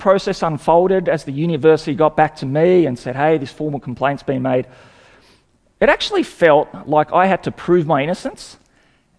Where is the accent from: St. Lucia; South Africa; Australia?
Australia; Sydney, New South Wales; also born or lived in Hungary; I came out as a refugee when I was 4 years old, and we moved to Sydney and grew up there